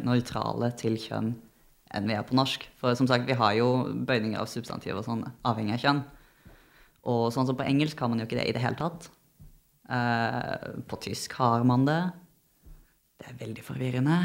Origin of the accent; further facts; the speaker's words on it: Arendal, Agder, Norway; der jeg er fra, så sier vi staua